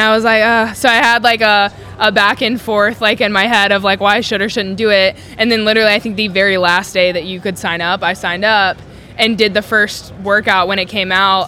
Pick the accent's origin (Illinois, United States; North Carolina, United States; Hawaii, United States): North Carolina, United States; moved away as an adult; also born or lived in California; now in Texas, United States; I grew up in North Carolina, so moving from North Carolina to California was wild